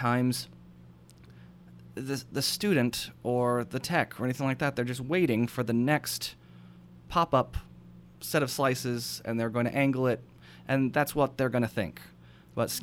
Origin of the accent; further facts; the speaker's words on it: United States; I'm a weirdo from America